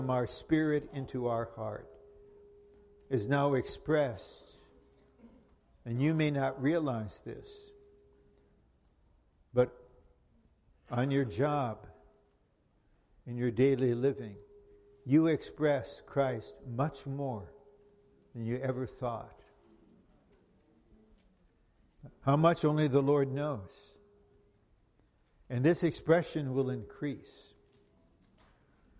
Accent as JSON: {"language": "English", "country": "United States", "said": "I'm not an American. I'm not a Finno-Swedish Caucasian American."}